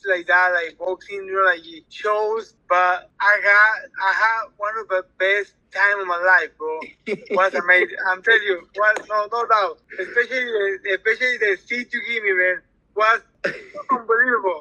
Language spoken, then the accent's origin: English; Ciudad Obregón, Sonora, Mexico; English is a second language; now in United States; I'm born in Ciudad Obregón, Sonora.